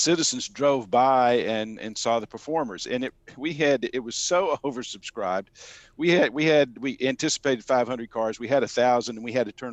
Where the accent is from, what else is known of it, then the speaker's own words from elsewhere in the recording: Birmingham, Alabama, United States; now in Sandy Springs, United States; I grew up in Birmingham, Alabama, the 1950s and 60s.